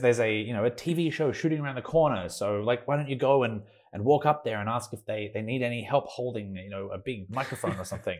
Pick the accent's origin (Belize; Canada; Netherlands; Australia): Australia; Melbourne, Victoria; moved away as an adult; now in Los Angeles, United States; I'm Australian. I, I lived in Melbourne my whole life, and then I, um, graduated, uh, from high school